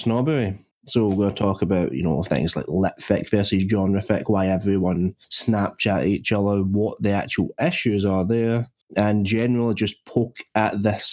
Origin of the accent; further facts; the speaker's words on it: Scotland, United Kingdom; I'm the Scottish cabbage person.